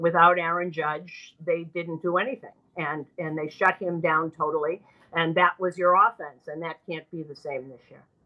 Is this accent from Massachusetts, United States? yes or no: yes; Boston, Massachusetts, United States; I'm from Boston